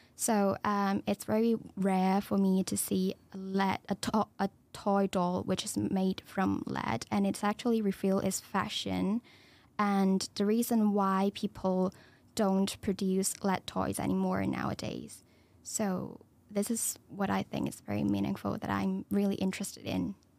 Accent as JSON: {"language": "English", "country": "Hong Kong", "moved": "as an adult", "lives_now": "United Kingdom", "said": "I'm from Hong Kong. I'm a international student"}